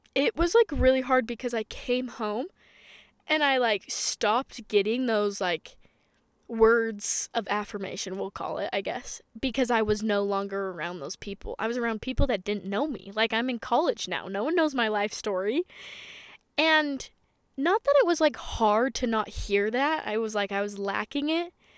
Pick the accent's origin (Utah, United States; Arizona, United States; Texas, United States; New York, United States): Utah, United States; I'm from Utah